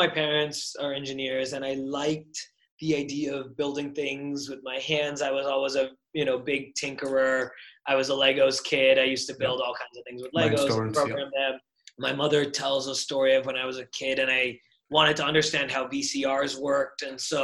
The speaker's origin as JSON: {"language": "English", "town": "Burlington", "region": "Massachusetts", "country": "United States", "tie": "born or raised there", "also_born_or_lived": "Boston, Massachusetts", "moved": "as an adult", "lives_now": "San Francisco, United States", "said": "I grew up in the town I grew up in Burlington, Massachusetts"}